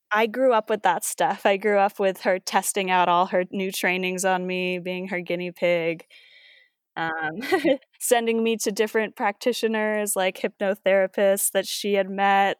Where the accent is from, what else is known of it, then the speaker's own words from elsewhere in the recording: East Coast, United States; moved away as an adult; also born or lived in New York / Los Angeles; I was from the East Coast. I went to school in New York